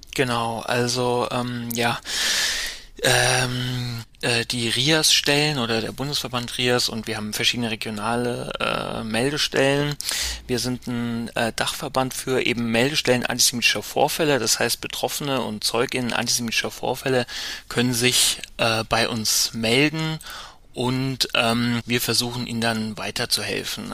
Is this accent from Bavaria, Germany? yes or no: no; Mainz, Rhineland-Palatinate, Germany; now in Berlin, Germany; ich bin in Mainz aufgewachsen